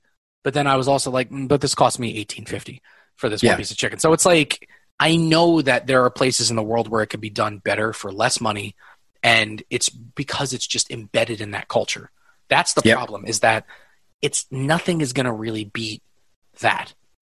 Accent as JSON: {"language": "English", "town": "New York City", "region": "New York", "country": "United States", "tie": "born or raised there", "moved": "yes", "lives_now": "Northern Westchester, United States", "said": "I was born in Manhattan. I love the city. And I love that even now that I live up in Northern Westchester, I'm still only like an hour drive ish away from the city."}